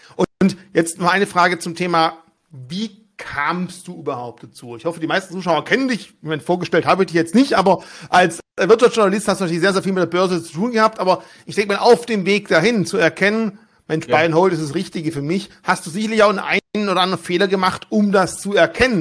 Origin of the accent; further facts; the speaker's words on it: Germany; Bei uns in Deutschland